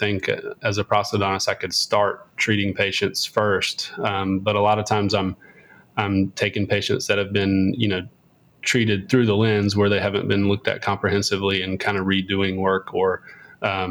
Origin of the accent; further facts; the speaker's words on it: Whitsett, North Carolina, United States; moved away as an adult; also born or lived in Louisville, Kentucky / Raleigh, North Carolina; now in Winston-Salem, United States; I'm from Whitsitt, North Carolina, which is a small farm town, about 45 minutes west or east of where I'm at now in Winston-Salem